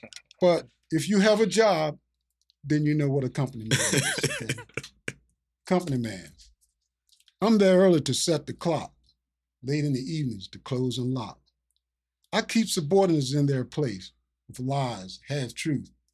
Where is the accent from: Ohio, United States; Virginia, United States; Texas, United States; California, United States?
Virginia, United States; born or raised there; now in Philadelphia, United States